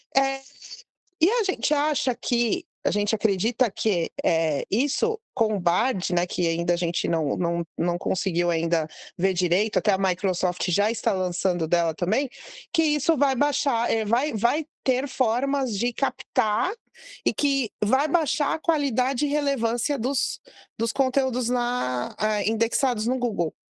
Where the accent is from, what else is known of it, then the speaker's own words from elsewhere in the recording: Brazil; eu sou filha de imigrantes libaneses, mas sou brasileira